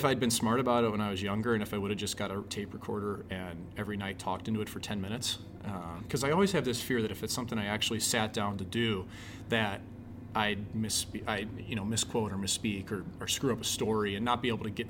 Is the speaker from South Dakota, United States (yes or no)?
no; St. Louis, Missouri, United States; moved away; When I was a kid growing up in St. Louis